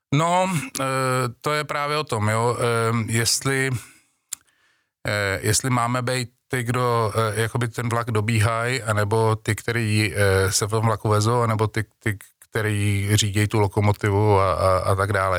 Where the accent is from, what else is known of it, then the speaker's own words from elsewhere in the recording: Czechia; Češi jako, jako Češi máme národní sport